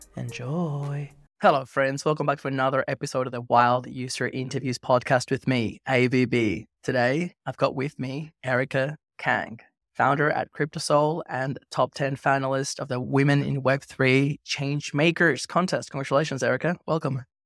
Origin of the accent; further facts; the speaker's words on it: Venezuela; I grew up in Venezuela